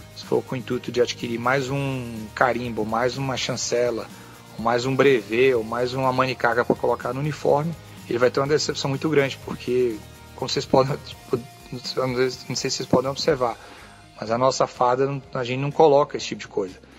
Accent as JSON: {"language": "Portuguese", "country": "Brazil", "also_born_or_lived": "California, United States", "moved": "yes", "lives_now": "United States", "said": "eu posso até ter deixado o Brasil, mas o Brasil não deixou, não, não me deixou. Eu continuo sendo brasileiro."}